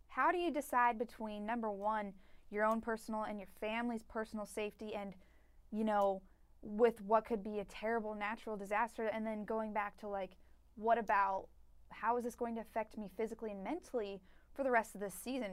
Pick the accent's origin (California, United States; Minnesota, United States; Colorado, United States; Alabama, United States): Colorado, United States; moved away; I'm from Colorado